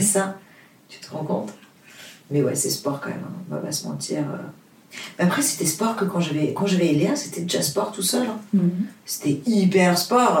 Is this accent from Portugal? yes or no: yes; Portugal; French is a second language; moved away; also born or lived in Luxembourg / Paris; le français, c'est pas ma langue maternelle. Euh, je suis portugaise, j'habite au Luxembourg, ça fait 12 euh, ans que j'habite à Paris.